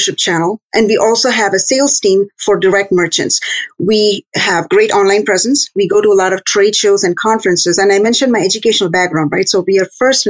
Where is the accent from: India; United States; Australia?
India; moved away as an adult; I was born and raised in India, went to school there and got a degree